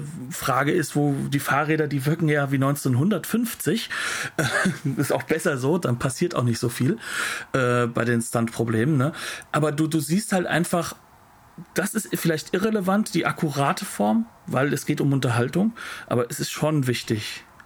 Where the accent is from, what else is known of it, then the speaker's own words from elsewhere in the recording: Hesse, Germany; Ich bin Hesse